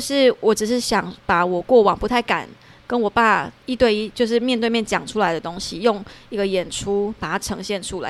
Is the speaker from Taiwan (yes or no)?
yes; Tainan, Taiwan; 我台南人嘛